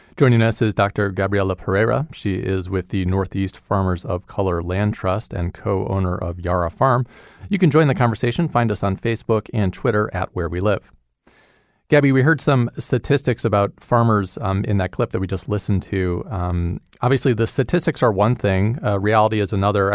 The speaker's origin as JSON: {"language": "English", "country": "Dominican Republic", "second_language": "English", "moved": "yes", "lives_now": "Connecticut, United States", "said": "I come from the Dominican Republic. I'm an immigrant"}